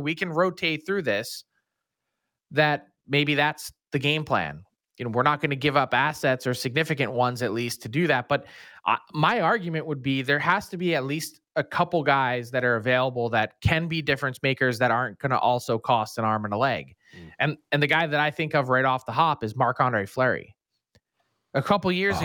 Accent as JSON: {"language": "English", "town": "Philadelphia", "region": "Pennsylvania", "country": "United States", "tie": "born or raised there", "said": "I went my entire life growing up in Philly"}